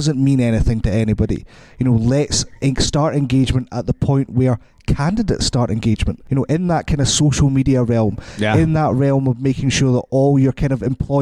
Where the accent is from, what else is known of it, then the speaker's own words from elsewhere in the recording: Scotland, United Kingdom; I'm Scottish